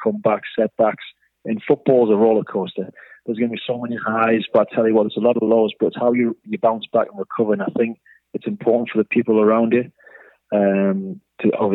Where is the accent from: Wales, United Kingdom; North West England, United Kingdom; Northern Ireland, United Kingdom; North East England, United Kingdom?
North East England, United Kingdom; Newcastle upon Tyne; born or raised there; moved away as an adult; also born or lived in Wellington, New Zealand